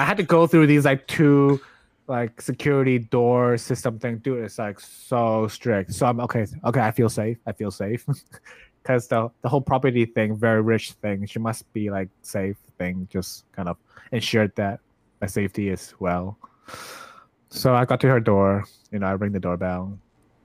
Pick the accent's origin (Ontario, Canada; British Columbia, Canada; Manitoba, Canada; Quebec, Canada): Ontario, Canada; Toronto; moved away; I'm from Toronto